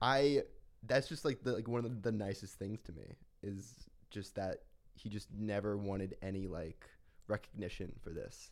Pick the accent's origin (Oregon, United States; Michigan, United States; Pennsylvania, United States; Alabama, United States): Pennsylvania, United States; Philadelphia; moved away; I wanna be connected to my hometown